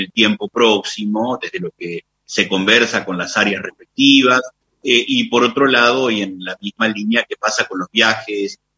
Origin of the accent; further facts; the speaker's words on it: Entre Ríos, Argentina; nosotros que somos una provincia de Río